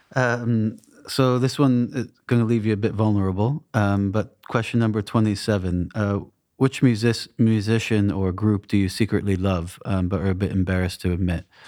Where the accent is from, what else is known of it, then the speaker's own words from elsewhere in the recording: New England, United States; moved away; I grew up in New England